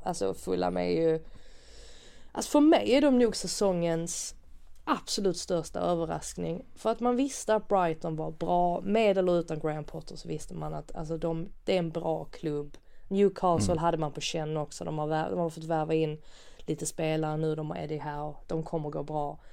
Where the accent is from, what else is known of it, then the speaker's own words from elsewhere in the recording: Sweden; man som svensk